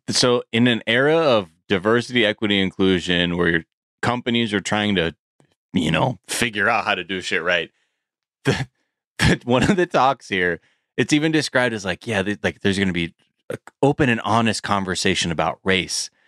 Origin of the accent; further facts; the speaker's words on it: California, United States; as a Californian